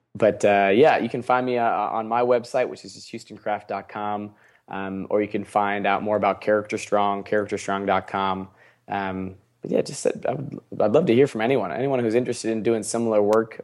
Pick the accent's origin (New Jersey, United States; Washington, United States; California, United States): Washington, United States; Seattle; I'm from Seattle.